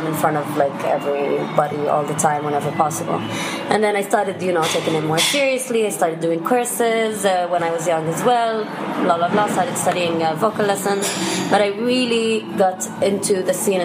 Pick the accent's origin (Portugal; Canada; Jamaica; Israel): Israel; Haifa, Haifa District; also born or lived in Jaffa; I was born and raised in Haifa